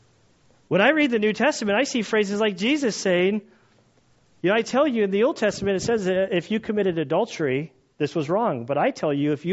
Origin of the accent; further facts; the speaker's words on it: United States; I as an American